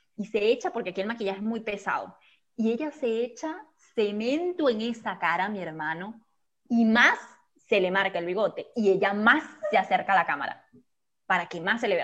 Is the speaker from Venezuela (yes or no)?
yes; Venezuela; la cigüeña me lanzó aquí, ¡pam! Venezuela